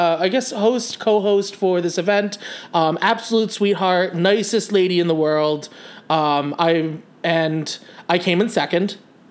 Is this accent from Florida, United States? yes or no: no; southern Rhode Island, United States; moved away as an adult; also born or lived in South Kingstown, Rhode Island; I born and raised in Rhode Island, southern Rhode Island, okay. Right on the beach. I went to high school in South Kingston, Rhode Island